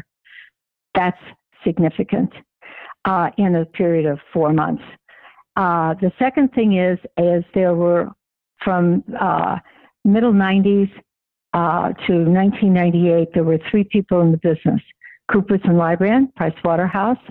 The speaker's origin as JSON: {"language": "English", "town": "Denver", "region": "Colorado", "country": "United States", "tie": "born or raised there", "said": "growing up in Denver in the consulting area"}